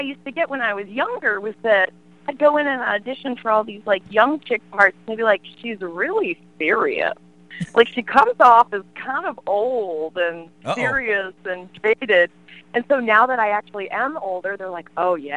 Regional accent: Sterling, Virginia, United States; now in upstate New York, United States; when I was growing up in Northern Virginia, it was all farms.

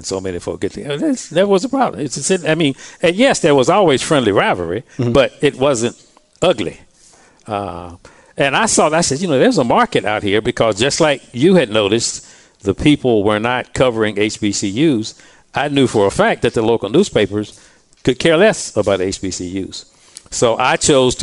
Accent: Durham, North Carolina, United States; also born or lived in Ohio; I was born and raised in Durham.

